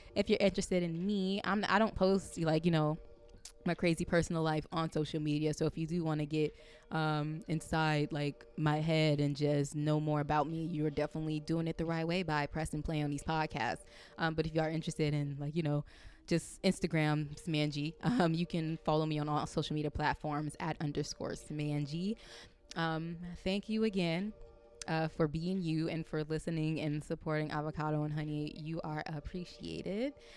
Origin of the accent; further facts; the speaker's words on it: California, United States; moved away; I'm from Cali